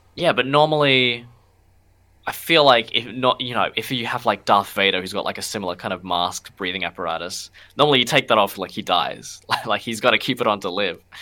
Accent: Darwin, Northern Territory, Australia; moved away; I'm from Darwin originally.

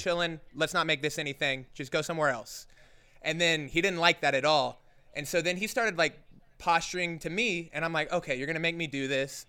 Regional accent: Oklahoma City, Oklahoma, United States; now in Joshua Tree, United States; I haven't been back to Oklahoma, which is where I'm from. I'm from Oklahoma City.

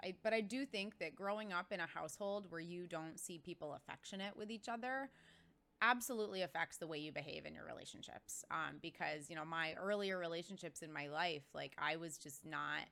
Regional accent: Cobleskill, New York, United States; moved away as an adult; also born or lived in Florida; now in Boston, United States; I grew up in this little tiny town in upstate New York

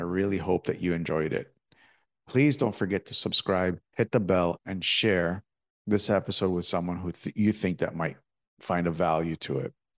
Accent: Toronto, Ontario, Canada; I'm from Toronto

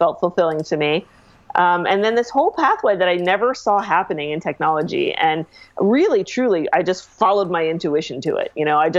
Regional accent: Ireland; Well, I am Irish, so

